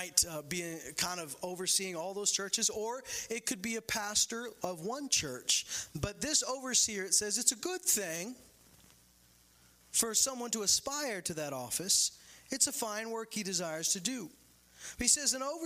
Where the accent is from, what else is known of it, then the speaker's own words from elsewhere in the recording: Canada; I'm born and raised in Canada